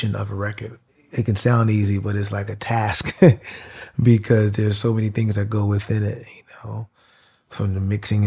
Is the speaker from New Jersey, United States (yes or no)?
no; New York, United States; I'm from New York. So, like, being from New York